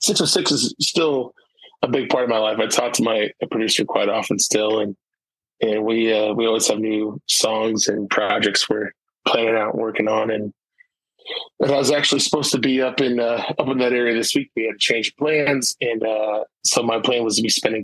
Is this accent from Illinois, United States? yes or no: yes; Springfield, Illinois, United States; moved away; my hometown, Springfield, Illinois